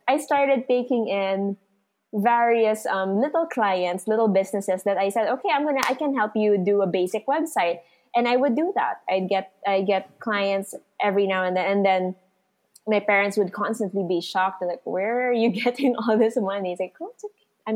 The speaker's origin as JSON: {"language": "English", "town": "Santa Rosa", "region": "Calabarzon", "country": "Philippines", "said": "I'm from Santa Rosa, Laguna"}